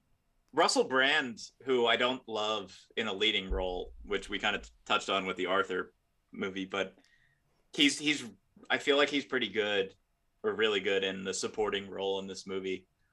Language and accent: English; London, United Kingdom; It's just like, yes, I am. I'm from London.